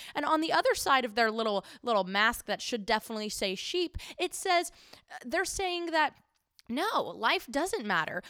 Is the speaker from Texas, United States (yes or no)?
yes; Houston, Texas, United States; my hometown, Houston